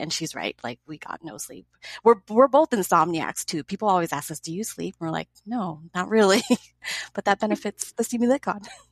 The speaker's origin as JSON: {"language": "English", "town": "Los Angeles", "region": "California", "country": "United States", "tie": "born or raised there", "said": "I live in Los Angeles. I'm born and raised in this area"}